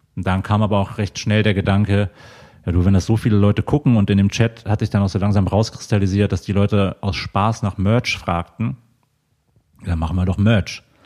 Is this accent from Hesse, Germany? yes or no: no; Mönchengladbach, North Rhine-Westphalia, Germany; moved away as an adult; now in Cologne, Germany; ich komme gebürtig aus der Ecke von Mönchengladbach.